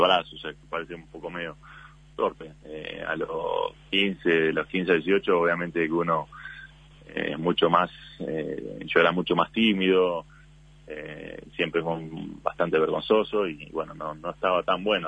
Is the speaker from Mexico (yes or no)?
no; Uruguay